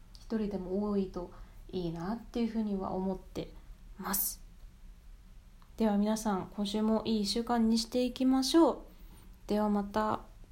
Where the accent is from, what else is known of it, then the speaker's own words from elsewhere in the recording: Japan; also born or lived in United Kingdom; now in Canada; 自分自身が日本人として